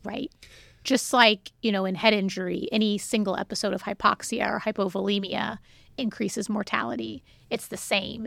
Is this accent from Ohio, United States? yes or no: yes; Ohio, United States; moved away as an adult; also born or lived in Cincinnati, Ohio / Albuquerque, New Mexico; now in Sugar Land, United States; I am from Ohio